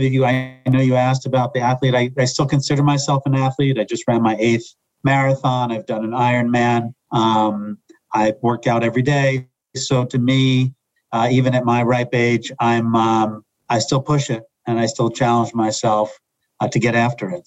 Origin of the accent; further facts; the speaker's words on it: New York area, United States; moved away as an adult; now in Philadelphia, United States; I grew up in the New York area and wound up down here in Philadelphia